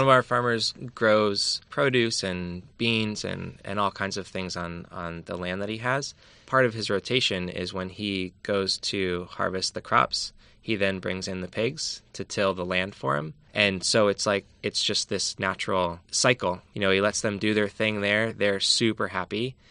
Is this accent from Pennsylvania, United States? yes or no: yes; Allentown, Pennsylvania, United States; now in California, United States; I'm from Pennsylvania, from Allentown, and I grew up with food being the complete opposite